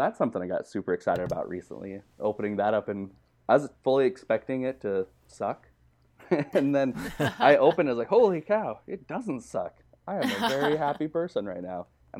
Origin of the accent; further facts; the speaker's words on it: Utah, United States; I come from Utah. That's where I grew up.